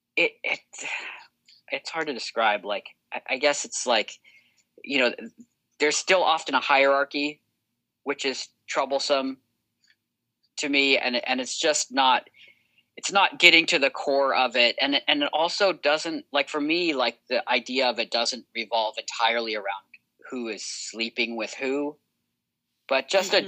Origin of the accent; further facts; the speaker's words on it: United States; I grew up in America